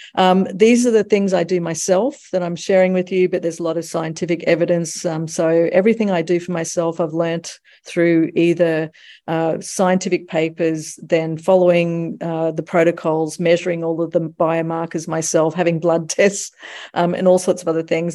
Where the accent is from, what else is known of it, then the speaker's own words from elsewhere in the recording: United States; now in Australia; I'm also American.